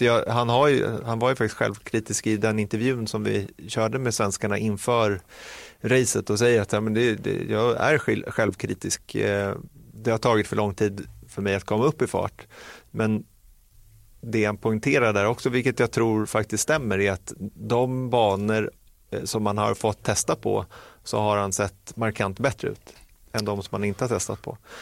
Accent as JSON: {"language": "Swedish", "country": "Sweden", "said": "som svensk"}